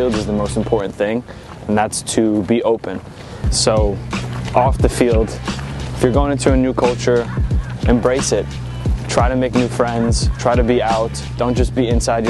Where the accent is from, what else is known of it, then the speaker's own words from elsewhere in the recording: Monroe, New York, United States; moved away as an adult; now in Hamburg, Germany; I'm from Monroe, New York, about an hour north of New York City